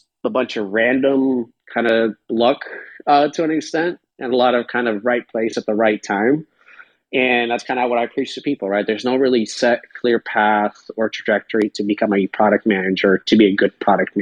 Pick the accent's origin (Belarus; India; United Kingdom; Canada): Belarus; also born or lived in California; now in United States; I'm from Belarus